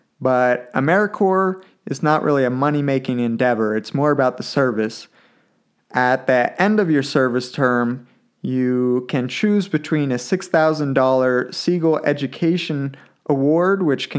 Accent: Maryland, United States; moved away as an adult; also born or lived in Massachusetts; now in Cheyenne, United States; East Coast transplant, moved to Cheyenne at the end of August after graduating from college in the spring. I grew up in Maryland, just outside of D.C., and went to school at Amherst College in western Massachusetts, about an hour and a half outside of Boston.

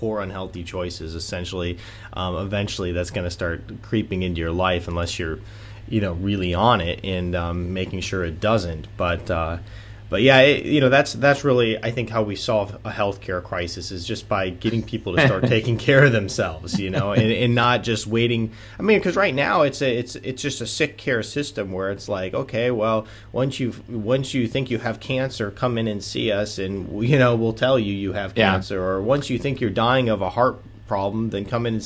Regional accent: Michigan, United States; moved away as an adult; also born or lived in Atlanta, Georgia; moving back to where I grew up in Michigan

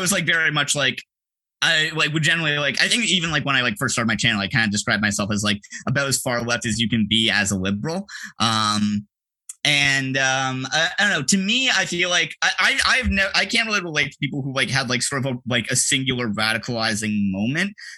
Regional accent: Toronto, Ontario, Canada; I was born and raised in Toronto. I still live here.

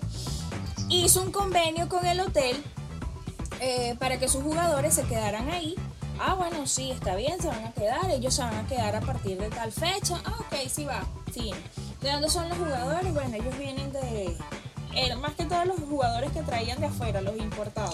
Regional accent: Venezuela; yo como venezolana

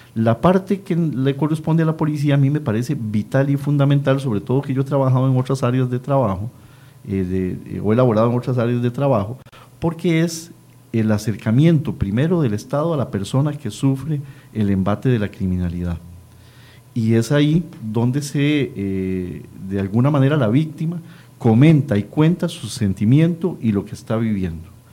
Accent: Costa Rica; nosotros como costarricenses

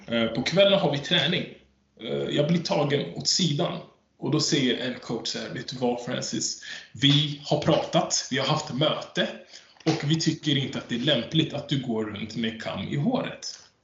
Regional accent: Sweden; Jag är född i Sverige

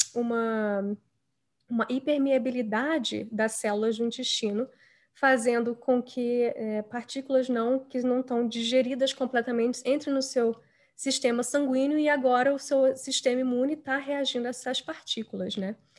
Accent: Brazil; moved away as an adult; also born or lived in Rio de Janeiro; now in United States; eu hoje em dia moro nos Estados Unidos, mas eu nasci e cresci no Brasil

